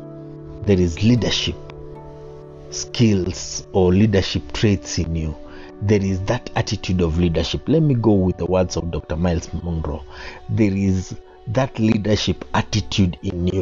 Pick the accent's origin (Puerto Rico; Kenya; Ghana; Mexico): Kenya; I am a Kenyan and I like our Constitution 2010